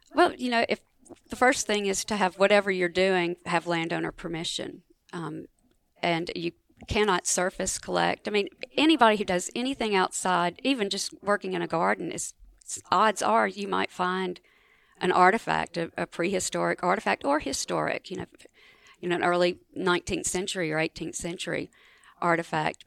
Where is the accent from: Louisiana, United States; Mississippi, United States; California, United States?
Mississippi, United States; Marks; I grew up in Marks, Mississippi, which is the northwest corner of Mississippi, over in the Delta